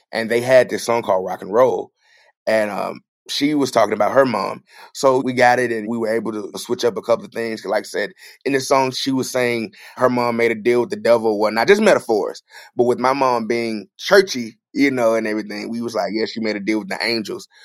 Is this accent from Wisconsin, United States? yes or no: no; Clarksdale, Mississippi, United States; also born or lived in Friars Point, Mississippi; the house and neighborhood I grew up in Clarksdale